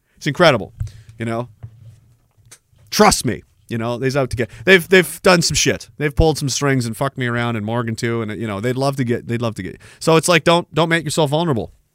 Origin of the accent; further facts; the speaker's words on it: Canada; I'm Canadian